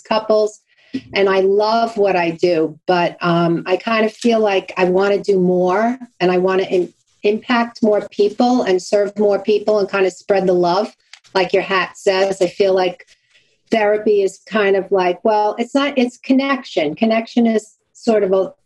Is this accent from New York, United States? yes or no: yes; Long Island, New York, United States; accent: Brooklyn sort of Long Island; also born or lived in Brooklyn, New York; I was born in Brooklyn and I'm proud to have my Brooklyn sort of Long Island accent because that's where I'm from. I'm from Long Island